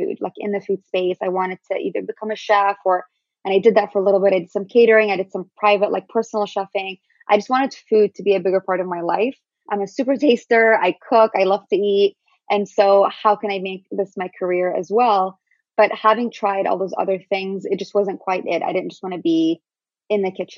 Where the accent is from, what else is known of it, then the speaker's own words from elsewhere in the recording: Syria; also born or lived in Palestine; now in United States; I'm Syrian Palestinian